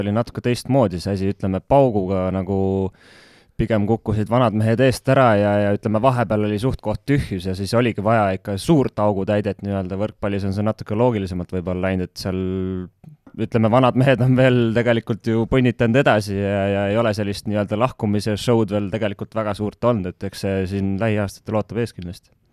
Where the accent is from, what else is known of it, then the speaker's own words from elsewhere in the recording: Estonia; moved away as an adult; ma olen ikkagi selge Eesti patrioot